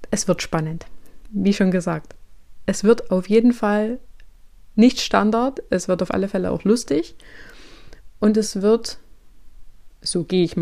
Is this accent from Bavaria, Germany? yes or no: no; Thuringia, Germany; born there; ich bin 32 Jahre alt, gebürtige Thüringerin, wohne aber schon seit nun mittlerweile zwölf Jahren in Sachsen.